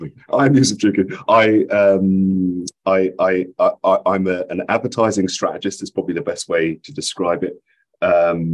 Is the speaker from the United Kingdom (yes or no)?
yes; London, United Kingdom; moved away as an adult; also born or lived in Highbury, London / Stoke Newington, London; now in New York, United States; I ended up spending most of my time growing up in Edmonton in North London